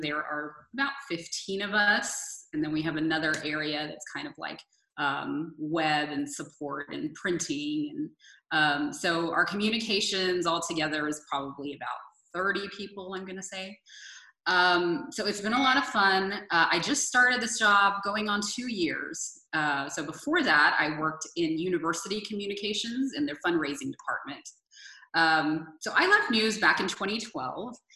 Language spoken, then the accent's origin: English; San Antonio, Texas, United States; moved away; I wanted to move back to my hometown, which is San Antonio